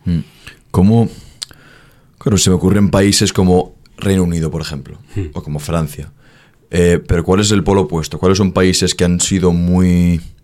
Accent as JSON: {"language": "Spanish", "country": "Spain", "said": "en España no nos respetamos"}